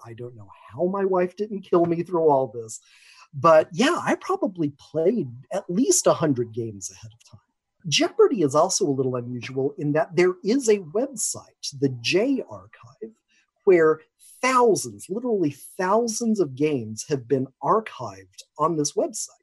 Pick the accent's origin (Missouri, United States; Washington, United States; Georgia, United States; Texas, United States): Washington, United States; Seattle; I'm from Seattle, Washington.